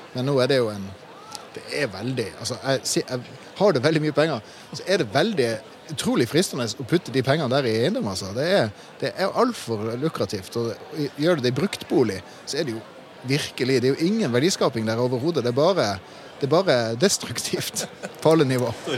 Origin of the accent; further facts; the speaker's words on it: Tromsø, Troms, Norway; I min hjemby i Tromsø